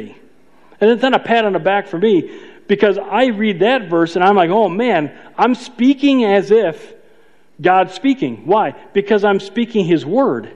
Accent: Chicago, Illinois, United States; I'm from Chicago

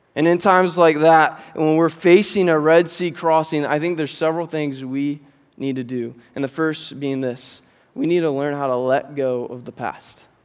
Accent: Fremont, United States; also born or lived in Georgia; I grew up here at Grace, and I grew up in Fremont

